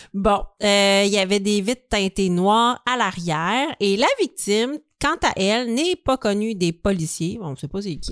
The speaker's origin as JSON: {"language": "French", "town": "Montreal", "region": "Quebec", "country": "Canada", "said": "nous, on est de Montréal"}